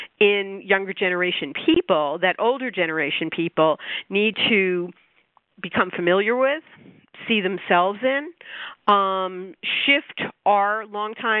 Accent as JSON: {"language": "English", "region": "New York", "country": "United States", "said": "being a New Yorker"}